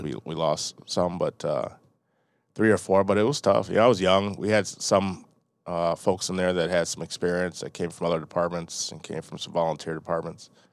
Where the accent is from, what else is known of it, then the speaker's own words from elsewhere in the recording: Delavan, Wisconsin, United States; moved away as an adult; also born or lived in Milwaukee, Wisconsin / University Park, Illinois / Chicago, Illinois; moved to Delavan, Wisconsin. It's over by Lake Geneva, between Janesville and Lake Geneva.